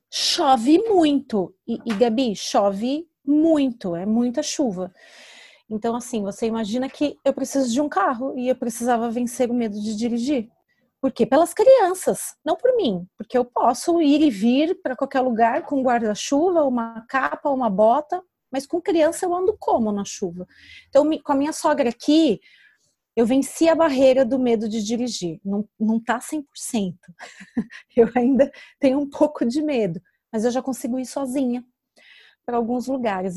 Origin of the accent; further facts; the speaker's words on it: São Paulo, Brazil; moved away as an adult; now in Portugal; Porque eu vim do Brasil com muito medo de dirigir. Eu tenho habilitação há mais de 10 anos e nunca dirigi em São Paulo.